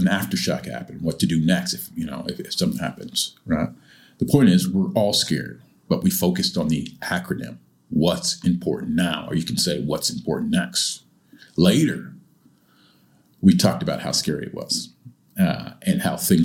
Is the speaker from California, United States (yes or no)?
yes; California, United States; moved away as an adult; also born or lived in Japan; now in Changzhou, China; I'm from California, and I grew up having a few big earthquakes